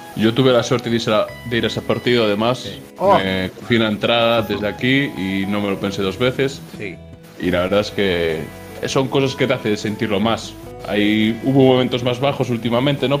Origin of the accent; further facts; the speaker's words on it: Vigo, Galicia, Spain; also born or lived in Cádiz; yo nací en Cádiz y viví ocho años en Cádiz. Y justo me mudé a Vigo